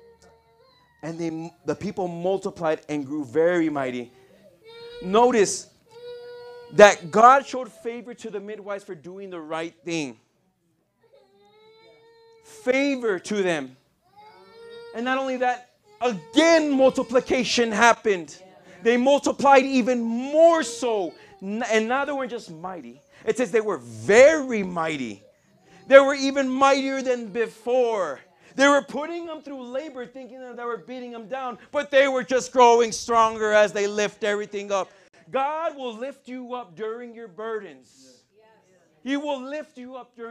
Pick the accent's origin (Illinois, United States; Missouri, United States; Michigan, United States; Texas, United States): Texas, United States; El Paso; moved away; I'm from El Paso, Texas, if you guys don't know. I grew up in the hood